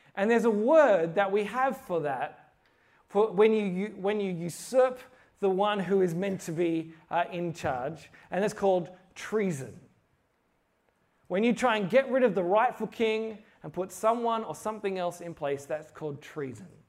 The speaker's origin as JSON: {"language": "English", "country": "Australia", "said": "I'm from Australia"}